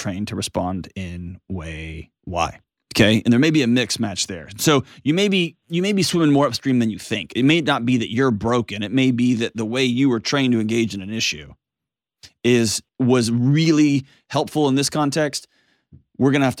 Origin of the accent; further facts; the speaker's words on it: Texas, United States; I grew up in Texas